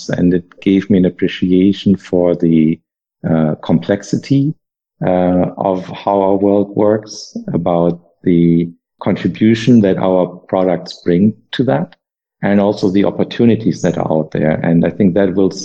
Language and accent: English; Germany; English is a second language; moved away as an adult; also born or lived in United States; I was able to explore my home country again after having been away for 7 years